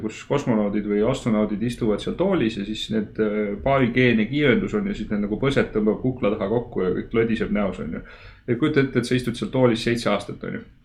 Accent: Estonia; ma olen eestlane

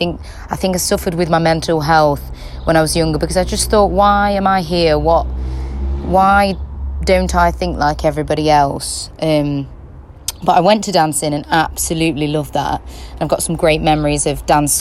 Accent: Kirkby in Ashfield, East Midlands, United Kingdom; I was born and bred in Kirkby in Ashfield, and that's, if you don't know where Kirkby in Ashfield is, it's in Nottinghamshire, England.

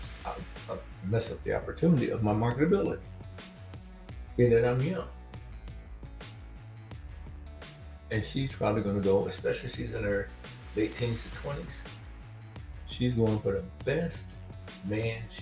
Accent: Mississippi, United States; when I was young, growing up in Mississippi

